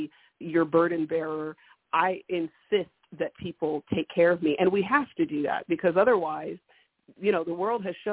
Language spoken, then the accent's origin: English; California, United States; I'm from California